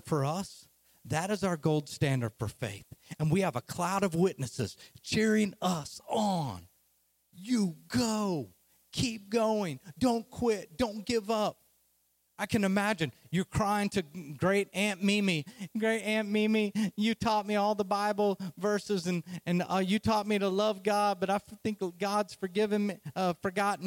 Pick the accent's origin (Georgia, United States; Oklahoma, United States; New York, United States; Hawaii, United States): Oklahoma, United States; I'm from Oklahoma, as you can hear the accent